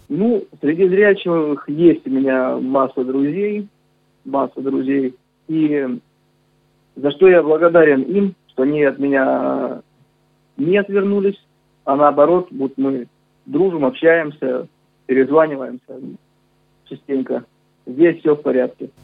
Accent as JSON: {"language": "Russian", "town": "Novocherkassk", "region": "Rostov Oblast", "country": "Russia", "tie": "born or raised there"}